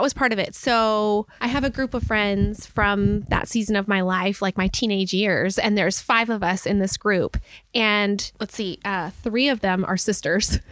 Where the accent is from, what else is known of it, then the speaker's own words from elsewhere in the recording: Belize; moved away; the home I grew up in in Belize